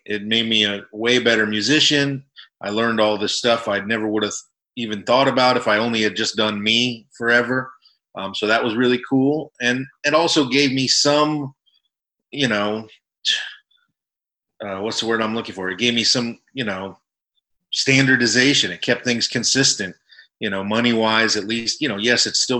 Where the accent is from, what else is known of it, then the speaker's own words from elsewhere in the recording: South Florida, United States; moved away; I grew up in Florida, in South Florida